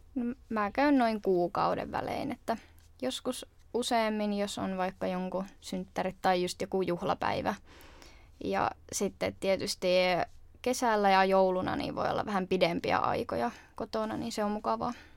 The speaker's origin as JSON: {"language": "Finnish", "town": "Jyväskylä", "region": "Central Finland", "country": "Finland", "moved": "as an adult", "lives_now": "Turku, Finland", "said": "mä oon muuttanut tuolta Keski-Suomesta eli Jyväskylästä"}